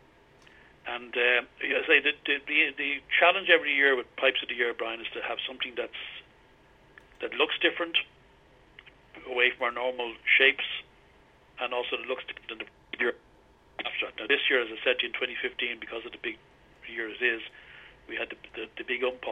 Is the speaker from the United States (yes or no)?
no; Ireland; I'm an Irishman. I'm very proud